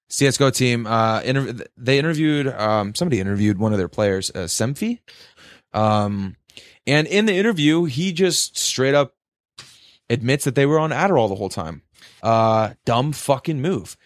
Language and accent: English; United States; we're we're from America